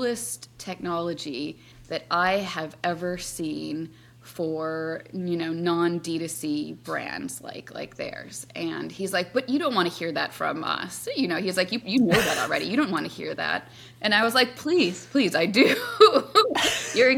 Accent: Wisconsin, United States; now in New York, United States; I live in New York now, but I grew up in Wisconsin

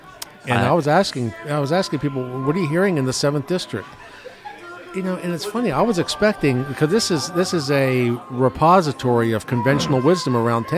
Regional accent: Cambridge, Maryland, United States; now I grew up in Cambridge.

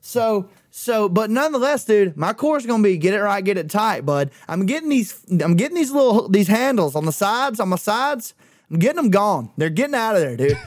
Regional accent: Clanton, Alabama, United States; we had three of them hoes in, in Clanton

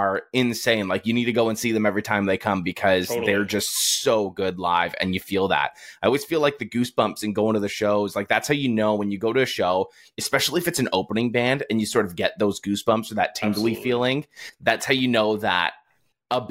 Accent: Toronto, Ontario, Canada; I'm from Toronto

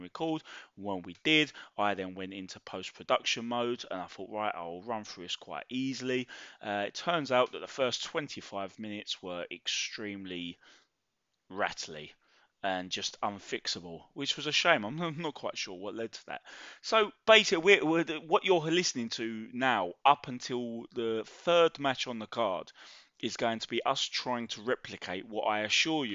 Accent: London, United Kingdom; accent: Cockney; now in Welling, United Kingdom; I'm from Mile End, Bow. Live up more Welling way now. But yeah, Cockney boy.

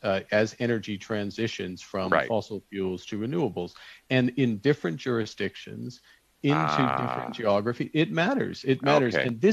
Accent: Alberta, Canada; I grew up in Alberta.

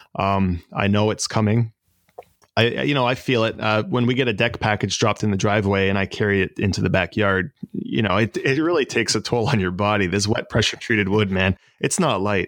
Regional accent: Lindsay, Ontario, Canada; moved away as an adult; also born or lived in Balsam Lake / Toronto; now in Oshawa, Canada; So I was born in Lindsay, which is about 45 minutes north of here. And I kind of grew up half in Lindsay and half up near Balsam Lake

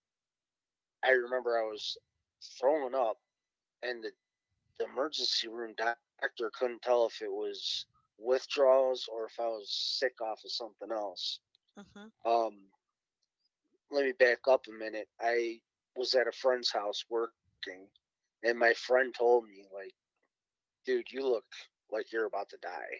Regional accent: Cleveland, Ohio, United States; I'm from Cleveland, Ohio, born and raised.

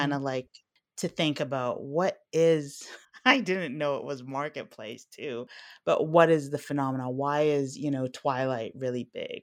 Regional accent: Alexandria, Alexandria Governorate, Egypt; I was born in Alexandria

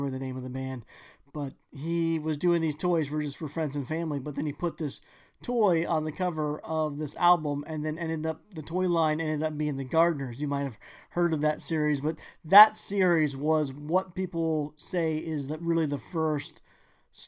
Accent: Phoenix, Arizona, United States; I grew up in Phoenix

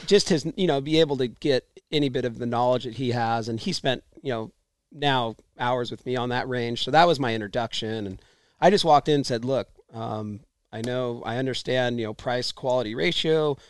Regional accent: San Diego, California, United States; like I'm from San Diego. Where the hell?

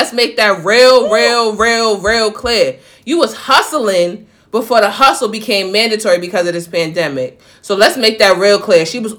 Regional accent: New York, United States; you know us New Yorkers

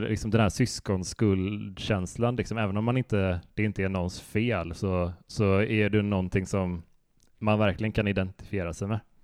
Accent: Västra Götaland, Sweden; det finns en sjö ganska nära där vi växte upp som heter Helsjön som är en sån eh, kurortssjö

